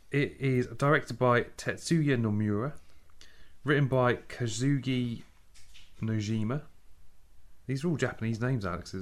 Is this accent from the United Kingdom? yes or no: yes; England, United Kingdom; I'm English, I'm British